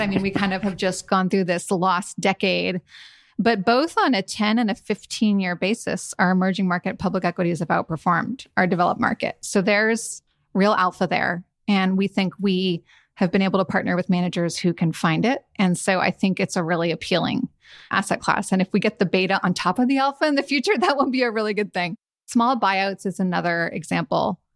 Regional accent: San Francisco, California, United States; moved away as an adult; also born or lived in New Haven; I'm a California girl, born and raised in San Francisco

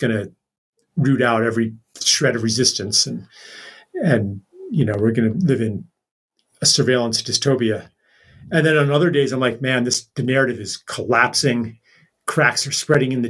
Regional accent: Pennsylvania, United States; I grew up in Pennsylvania

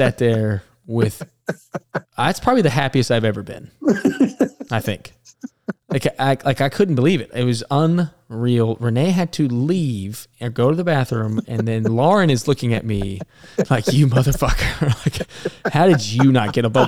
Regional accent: Alabama, United States; I'm from Alabama

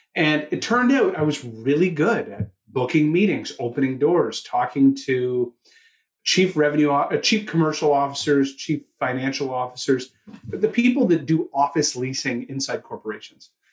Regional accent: Toronto, Ontario, Canada; also born or lived in Australia; you'll hear it in my accent, I'm from Toronto, Canada.

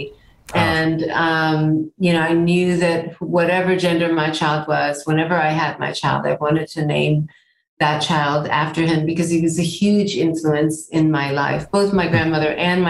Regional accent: United States; now in New York, United States; I'm an American. I grew up here

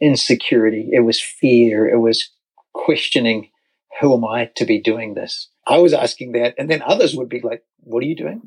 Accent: New Zealand; moved away as an adult; now in United States; So, as you can tell from the accent, we're actually American United States citizens now, but over a decade ago, 14 years ago now, 2008, we're in New Zealand

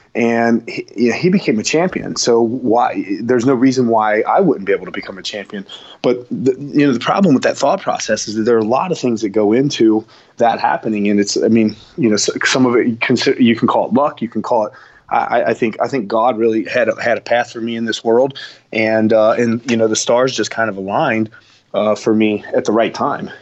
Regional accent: Florence, Kentucky, United States; also born or lived in Cincinnati, Ohio; born in Kentucky, but and I'm and I'm from Kentucky

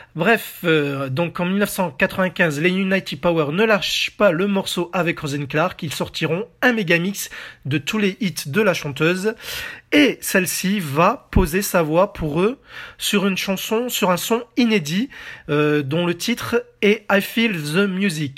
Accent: France; chez nous en France

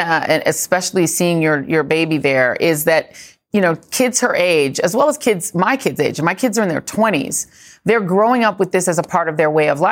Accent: Midwest, United States; accent: Midwest; So, you know, I'm going to use my Midwest accent and say Missouri.

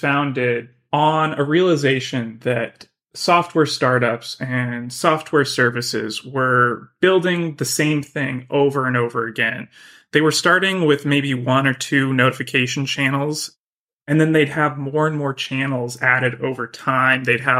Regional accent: Boise, Idaho, United States; now in San Francisco, United States; I'm originally from Boise, Idaho.

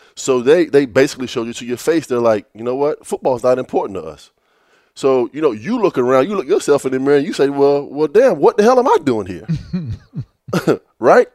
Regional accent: Virginia Beach, Virginia, United States; me growing up in Virginia Beach. You know, uh, my high school, it was, it, it was a public school

